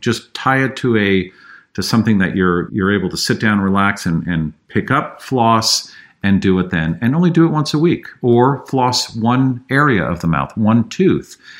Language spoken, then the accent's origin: English; San Francisco, California, United States; I grew up in San Francisco, drank the water.